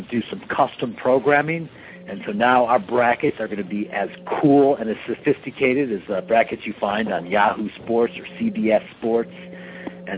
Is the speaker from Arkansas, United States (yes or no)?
no; Detroit, Michigan, United States; I'm from Detroit